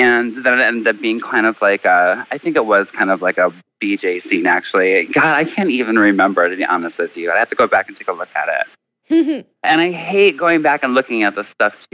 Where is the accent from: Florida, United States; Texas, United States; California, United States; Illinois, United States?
Illinois, United States; Chicago; I'm from Chicago.